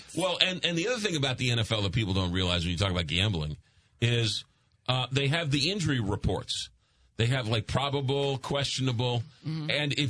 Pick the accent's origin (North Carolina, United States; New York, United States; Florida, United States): New York, United States; growing up in New York